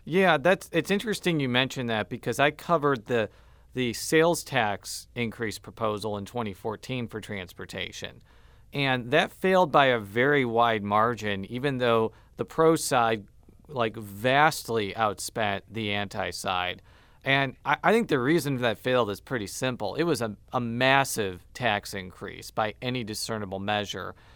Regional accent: Chicago suburbs, Illinois, United States; moved away; I'm from the Chicago suburbs

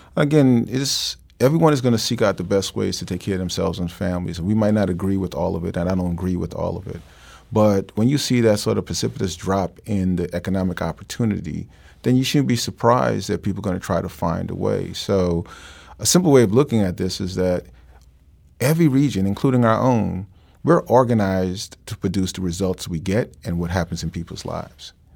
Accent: New York City, New York, United States; moved away; I grew up in New York

